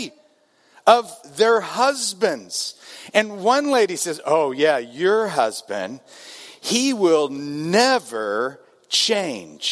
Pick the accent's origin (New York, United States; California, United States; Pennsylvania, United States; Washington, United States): California, United States; Southern; I'm from Southern California